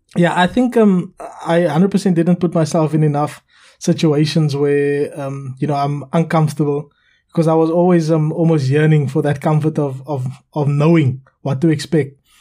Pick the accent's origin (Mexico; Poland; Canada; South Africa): South Africa; now in United Kingdom